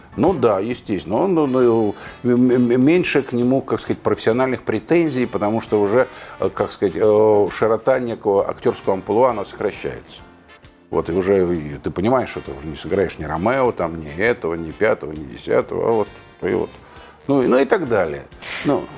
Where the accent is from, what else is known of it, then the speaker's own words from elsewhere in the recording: Moscow, Russia; я родился в Москве, я и прожил в Москве